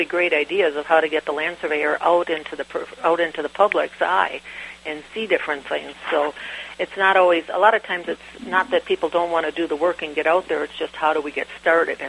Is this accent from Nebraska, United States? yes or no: no; Green Bay, Wisconsin, United States; I'm from Green Bay, Wisconsin